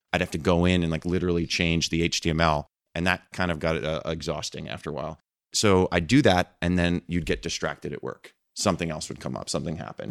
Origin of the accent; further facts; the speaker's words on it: Red Bank, New Jersey, United States; moved away as an adult; also born or lived in London; I grew up in New Jersey, a town called Red Bank